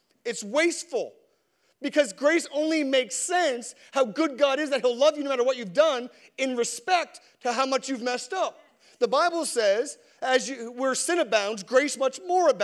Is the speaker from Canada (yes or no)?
yes; Canada; as a Canadian